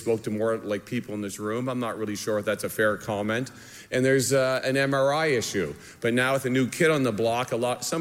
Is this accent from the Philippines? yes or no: no; Canada; moved away; I'm Canadian